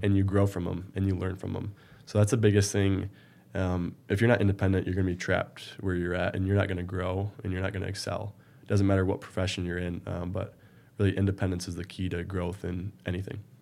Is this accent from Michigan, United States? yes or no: yes; Marine City, Michigan, United States; I was born in a small town, uh, Marine City, just south of Port Huron, right in the river. Um, you know, growing up, I did really well in school